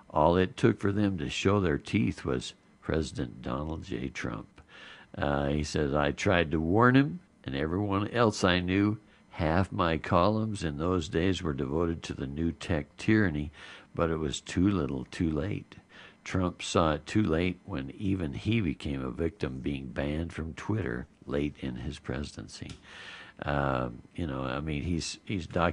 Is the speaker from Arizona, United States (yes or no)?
yes; Arizona, United States; growing up in Arizona, back country there